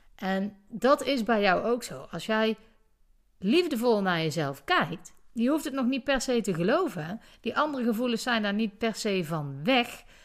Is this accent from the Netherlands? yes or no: yes; Netherlands; wij als Nederlanders